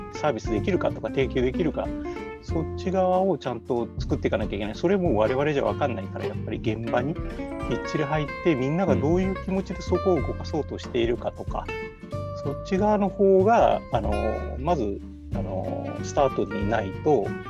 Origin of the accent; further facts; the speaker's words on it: Kumamoto, Japan; moved away as an adult; now in Fukuoka, Japan; 熊本生まれで熊本小さい時は育ってましたで、うんうん、大きくなって福岡に出てきて